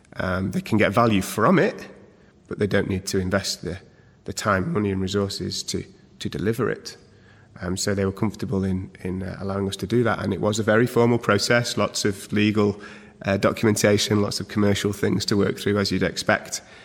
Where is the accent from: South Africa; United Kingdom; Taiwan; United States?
United Kingdom; Manchester, North West England; born and bred in Manchester